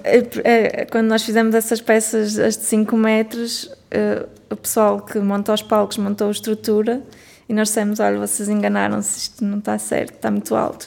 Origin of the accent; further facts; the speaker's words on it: Norte, Portugal; accent: northern; do norte, nós somos como se pode notar a nossa pronúncia